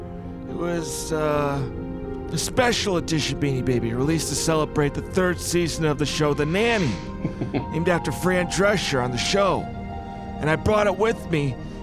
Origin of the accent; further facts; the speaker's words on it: Palm Springs, California, United States; I'm retired. I'm from Palm Springs.